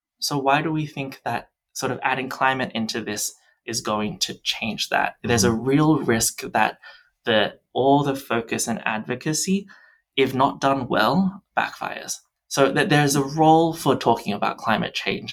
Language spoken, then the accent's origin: English; New South Wales, Australia; where I'm from in New South Wales